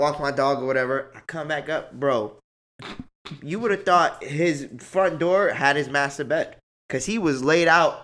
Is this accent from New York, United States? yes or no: yes; New York City, New York, United States; moved away; I grew up in Brooklyn